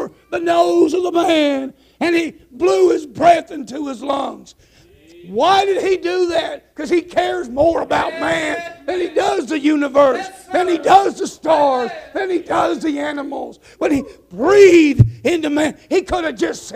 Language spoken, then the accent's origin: English; Nebraska and Kansas, Midwest, United States; now in Arkansas, United States; I'm from the Midwestern prairie land, Nebraska and Kansas